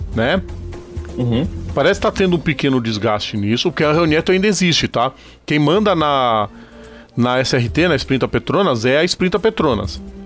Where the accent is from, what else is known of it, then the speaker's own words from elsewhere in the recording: Brazil; Nós somos brasileiros